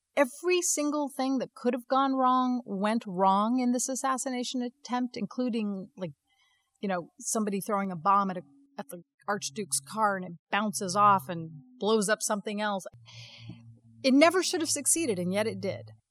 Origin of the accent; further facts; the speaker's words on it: Las Vegas, Nevada, United States; moved away as an adult; also born or lived in New York; growing up in Las Vegas